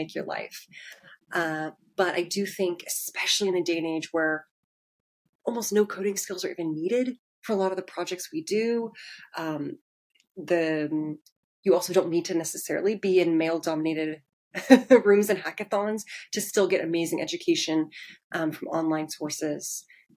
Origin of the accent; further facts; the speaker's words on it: Portland, Oregon, United States; now in Seattle, United States; I'm originally from Portland, Oregon